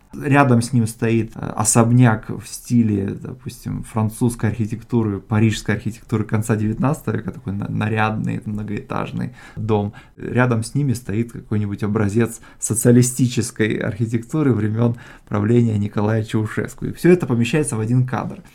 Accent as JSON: {"language": "Russian", "country": "Moldova", "tie": "born or raised there", "said": "я родился в Молдавии, в Молдове"}